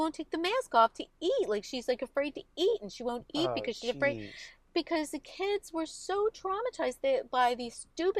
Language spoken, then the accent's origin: English; Collingdale, Pennsylvania, United States; I grew up in Collingdale